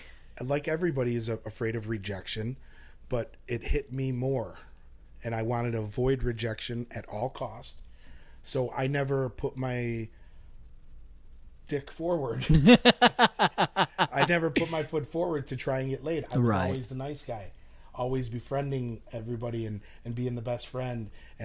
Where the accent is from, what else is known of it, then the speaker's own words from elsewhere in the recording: Chicago, Illinois, United States; moved away as an adult; now in Austin, United States; I'm from the West Suburbs. Wow. I was born in Chicago.